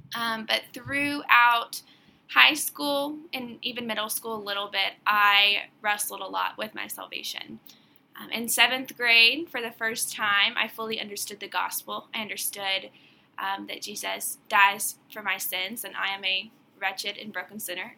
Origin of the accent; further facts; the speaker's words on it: Greenville, South Carolina, United States; moved away as an adult; now in Rock Hill, United States; I am from Greenville, South Carolina